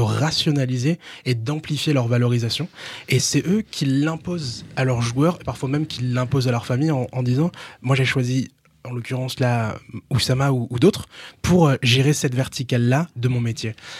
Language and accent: French; Reims, Grand Est, France; j'ai grandi à Reims, j'ai grandi dans un quartier à Reims